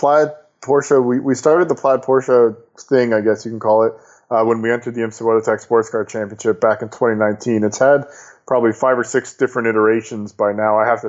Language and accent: English; Canada; Hockey is, you know, I'm Canadian, so I guess that's fitting.